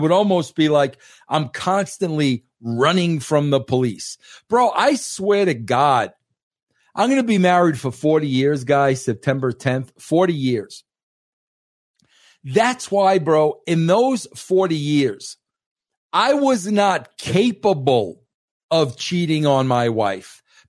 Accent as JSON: {"language": "English", "region": "New York", "country": "United States", "said": "I am grateful that I am a New Yorker. I am grateful that I am an Italian New Yorker."}